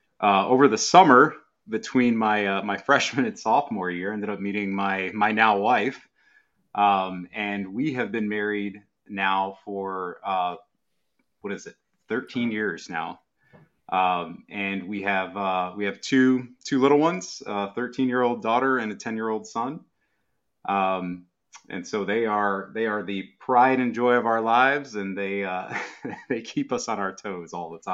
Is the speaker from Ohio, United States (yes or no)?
yes; Lorain, Ohio, United States; now in Columbus, United States; So I grew up in Lorain, Ohio, and moved down to the Columbus, Ohio area in 2006. So grew up in a pretty devout Catholic family. We attended a predominantly Hispanic parish growing up.